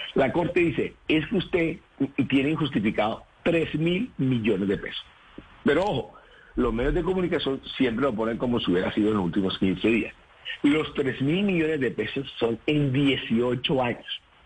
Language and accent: Spanish; Colombia; soy el primer colombiano